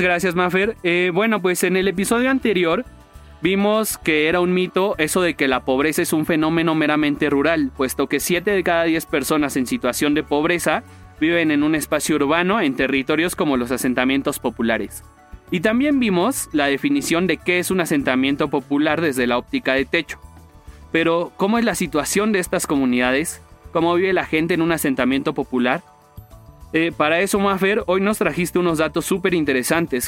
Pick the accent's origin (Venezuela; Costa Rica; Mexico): Mexico